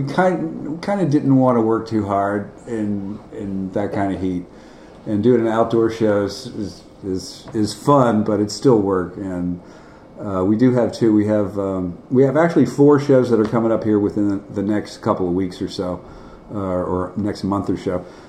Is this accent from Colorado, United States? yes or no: no; Washington, District of Columbia, United States; moved away as an adult; also born or lived in Virginia / Knoxville, Tennessee; I grew up back east. I grew up in Washington, D.C.